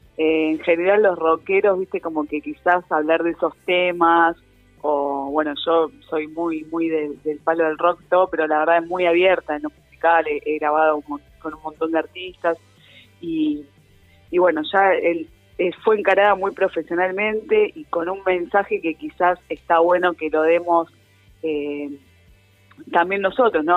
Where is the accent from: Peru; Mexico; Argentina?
Argentina; como argentinos